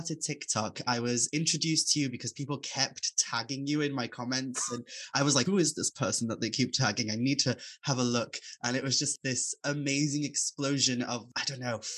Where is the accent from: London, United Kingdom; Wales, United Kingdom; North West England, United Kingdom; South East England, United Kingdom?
Wales, United Kingdom; Aberffraw; I grew up in Aberfraw